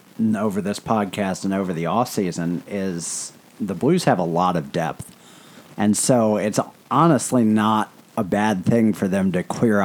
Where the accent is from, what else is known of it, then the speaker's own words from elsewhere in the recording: St. Louis, Missouri, United States; It's my hometown and I love it.